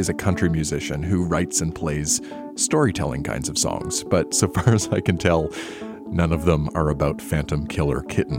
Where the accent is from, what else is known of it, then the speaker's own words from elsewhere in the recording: Nova Scotia, Canada; I grew up in Nova Scotia